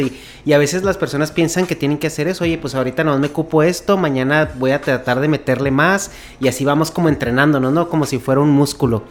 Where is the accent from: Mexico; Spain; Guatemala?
Mexico; moved away as an adult; now in California, United States; Soy de México originalmente